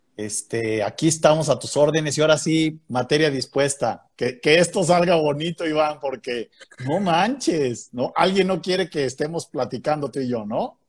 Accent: León, Guanajuato, Mexico; moved away; Yo nací en León, Guanajuato.

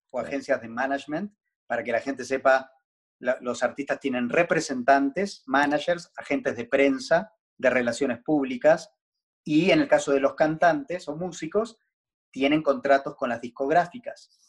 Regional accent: Buenos Aires, Argentina; Soy argentino, pero no ejerzo.

